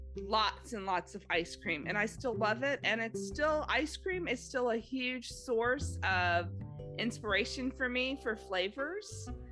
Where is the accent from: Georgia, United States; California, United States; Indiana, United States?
California, United States; Los Angeles; grew up in Los Angeles